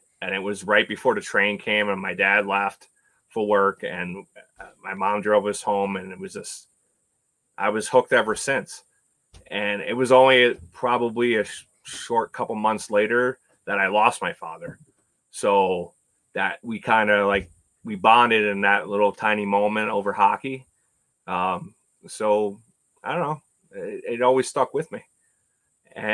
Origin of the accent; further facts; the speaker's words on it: Long Island, New York, United States; also born or lived in Manorville / Eastport; now in Buffalo, United States; when I tell them I grew up on Long Island, they automatically assume, oh, you were right next to New York City. It was really busy. No, I grew up in the country. It was very country back then.